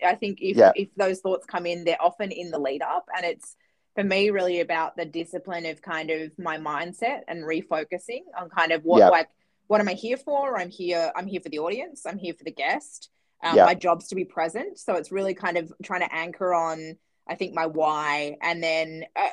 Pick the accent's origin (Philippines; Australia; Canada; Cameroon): Australia; Perth, Western Australia; moved away as an adult; also born or lived in Denmark, Western Australia; now in Melbourne, Australia; I grew up in Western Australia in Perth